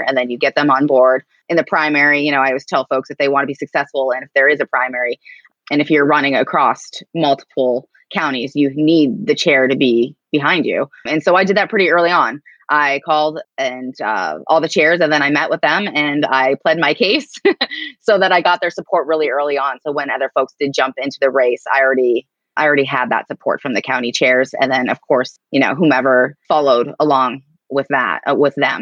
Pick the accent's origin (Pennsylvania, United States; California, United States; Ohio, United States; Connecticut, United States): Pennsylvania, United States; Erie; also born or lived in Tulsa, Oklahoma / Greenfield Township, Pennsylvania; I'm from Erie, I grew up on a 100-acre farm and this little township called Greenfield Township